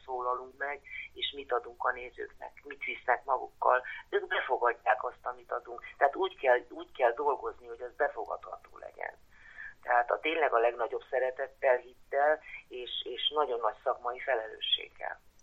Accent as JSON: {"language": "Hungarian", "town": "Cluj-Napoca", "region": "Cluj County", "country": "Romania", "tie": "born or raised there", "said": "Kolozsváron születtem, Erdélyben"}